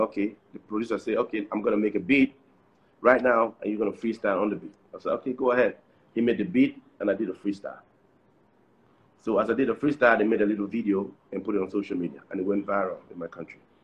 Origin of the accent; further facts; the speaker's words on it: Cameroon; also born or lived in Nigeria; in Cameroon, we, we have like the French part and the, and the English part. So we we are from the English part.